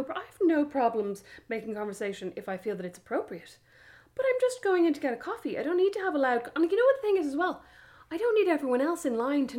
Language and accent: English; Ireland; now in United States; I'm Irish.